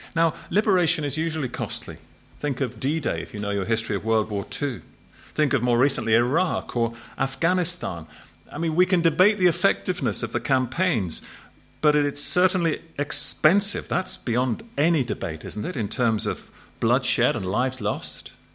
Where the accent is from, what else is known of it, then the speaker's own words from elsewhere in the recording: Southampton, South East England, United Kingdom; I was brought up in Southampton, which is a port city.